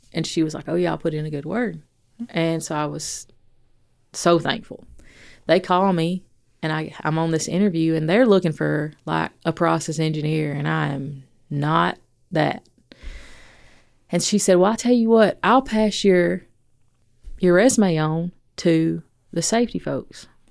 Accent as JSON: {"language": "English", "town": "Athens", "region": "Alabama", "country": "United States", "moved": "yes", "said": "I'm from Athens."}